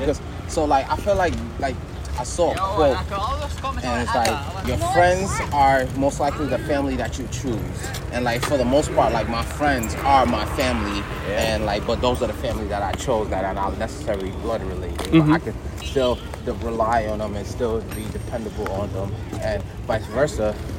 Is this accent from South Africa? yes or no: no; Senegal; now in United States; Yes, I'm from Senegal. Yeah. So that's where my family is from